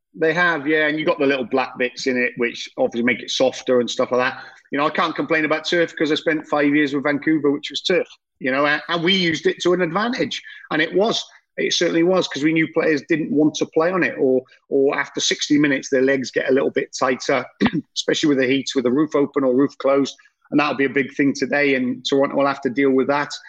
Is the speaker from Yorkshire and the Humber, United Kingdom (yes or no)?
no; Welsh, Wales, United Kingdom; I'm Welsh